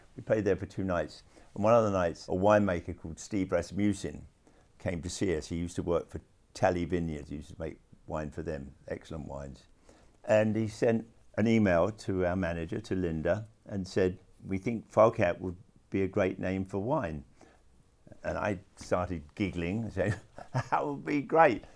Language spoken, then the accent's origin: English; London, United Kingdom; when I was growing up in London.